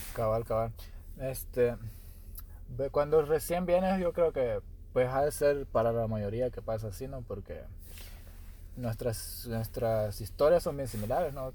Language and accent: Spanish; El Salvador; now in United States; soy del Salvador